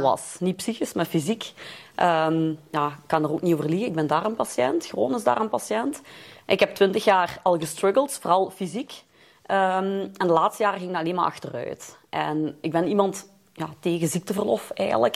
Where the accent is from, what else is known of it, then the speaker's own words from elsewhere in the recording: Lommel, Flanders, Belgium; moved away as an adult; now in Leopoldsburg, Belgium; ik ben Limburgse. Ik kom uit Noord-Limburg. I'm raised in Lommel en ik woon nu in Leopoldsburg.